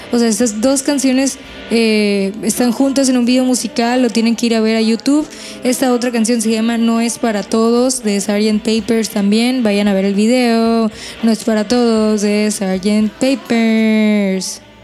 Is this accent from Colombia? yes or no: no; Hermosillo, Sonora, Mexico; de acá de Hermosillo, Sonora, de donde yo soy